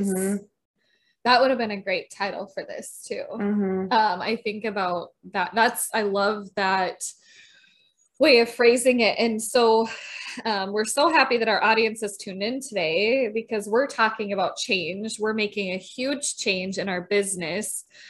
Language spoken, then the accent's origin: English; Minnesota, United States; accent: Minnesotan; They would make fun of me for my Minnesotan accent